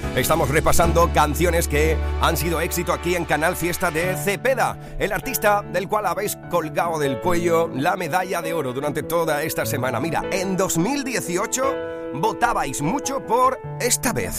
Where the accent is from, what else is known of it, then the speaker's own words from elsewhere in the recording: San Bartolomé de la Torre, Andalusia, Spain; en San Bartolomé de la Torre, en mi tierra, en Huelva.